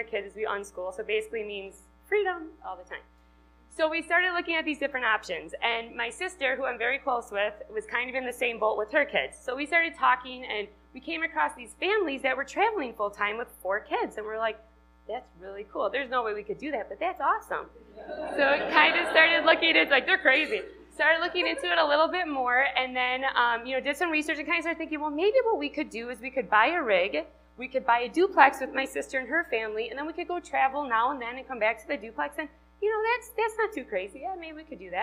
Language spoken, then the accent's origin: English; Wisconsin, United States; accent: Wisconsin; moved away as an adult; which you can tell from my accent, from Wisconsin.